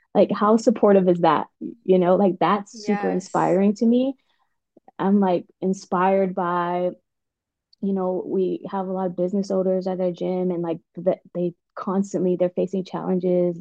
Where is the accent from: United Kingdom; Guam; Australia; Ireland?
Guam; moved away as an adult; also born or lived in West Coast, United States / East Coast, United States; now in United States; I was born and raised in Guam, and um, I moved to the States when I was about 18.